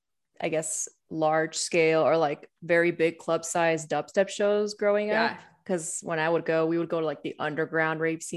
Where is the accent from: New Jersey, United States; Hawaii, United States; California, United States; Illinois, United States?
California, United States; San Diego; I'm from San Diego